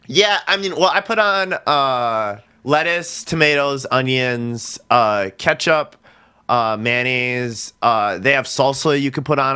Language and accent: English; Milwaukee, Wisconsin, United States; being from Milwaukee